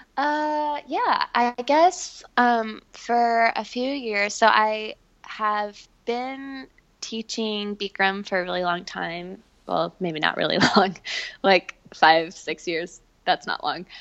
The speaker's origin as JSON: {"language": "English", "town": "Memphis", "region": "Tennessee", "country": "United States", "tie": "born or raised there", "moved": "as an adult", "said": "my parents still live in my hometown, Memphis"}